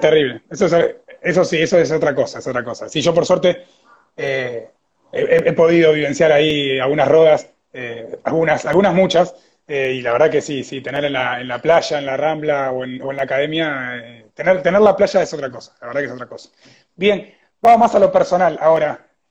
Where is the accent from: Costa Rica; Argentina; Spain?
Argentina; ya siendo argentino